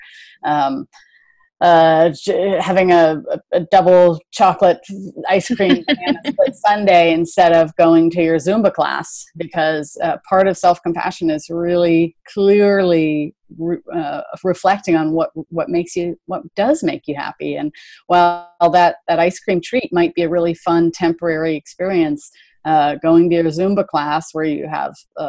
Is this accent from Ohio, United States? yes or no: no; Berkeley, California, United States; I was raised in Berkeley, California